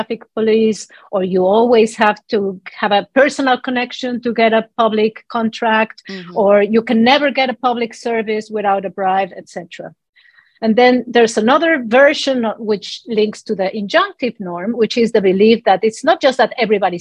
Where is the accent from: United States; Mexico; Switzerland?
Mexico; Mexico City; moved away; I was born and raised in Mexico City